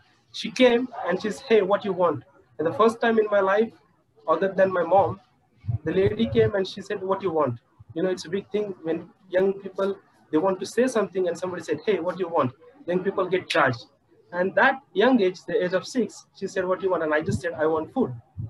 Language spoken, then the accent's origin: English; Pune, Maharashtra, India; I'm from India, Pune.